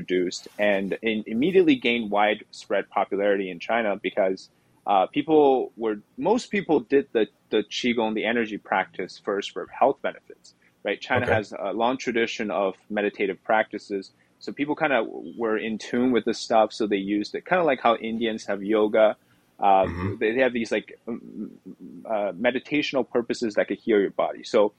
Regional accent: Canada; now in New York, United States; Yeah, so I'm Canadian actually, but I moved here, I got married here

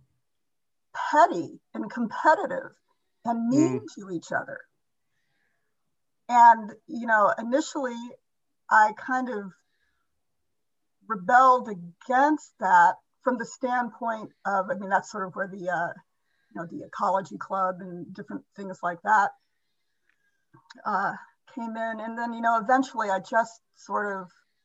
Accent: Indiana, United States; I was raised in Indiana, a very, very conservative

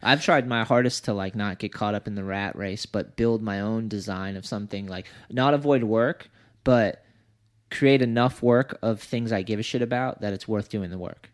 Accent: United States

